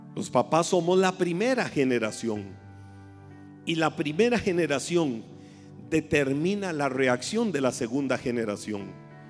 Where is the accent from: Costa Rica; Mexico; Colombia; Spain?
Costa Rica; en buen tico